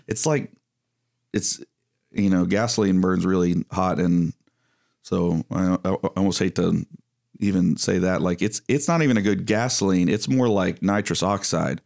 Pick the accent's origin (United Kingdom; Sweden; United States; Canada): United States; East Texas; I come from East Texas